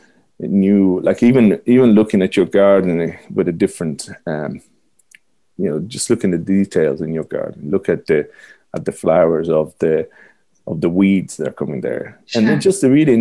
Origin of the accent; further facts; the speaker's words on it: Rome, Lazio, Italy; accent: Italian; moved away as an adult; now in Ireland; I grew up in Rome where everybody knew everything about Rome